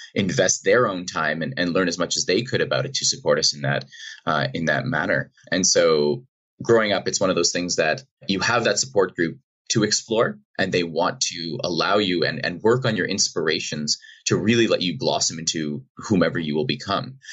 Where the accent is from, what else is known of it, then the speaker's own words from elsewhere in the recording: Boston, Massachusetts, United States; I grew up in Boston, outside uh, outside of Boston in Massachusetts